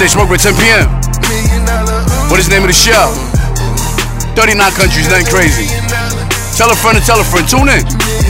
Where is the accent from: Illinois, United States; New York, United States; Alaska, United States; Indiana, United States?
New York, United States; New York City; I am from Queens, right?